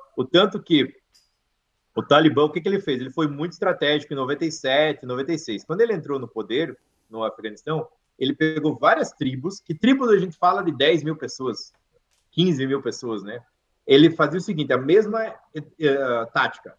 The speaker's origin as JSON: {"language": "Portuguese", "country": "Brazil", "tie": "born or raised there", "also_born_or_lived": "Idaho, United States", "moved": "as an adult", "lives_now": "United States", "said": "eu nasci no Brasil, não nasci aqui"}